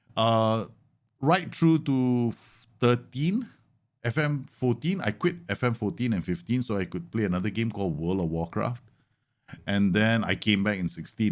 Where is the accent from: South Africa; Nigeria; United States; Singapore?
Singapore; Singaporean Indian.